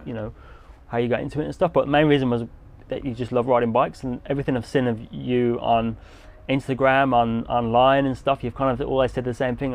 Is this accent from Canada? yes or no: no; England, United Kingdom; I'm an English guy